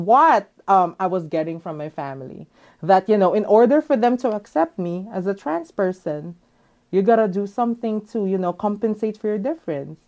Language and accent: English; Manila, Metro Manila, Philippines; moved away as an adult; now in Los Angeles, United States; I was born and raised in Manila.